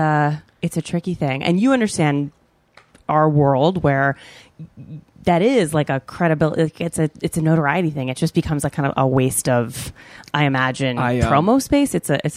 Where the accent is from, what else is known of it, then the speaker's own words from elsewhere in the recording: East Coast, United States; moved away as an adult; also born or lived in New York; now in Los Angeles, United States; we're both from the East Coast.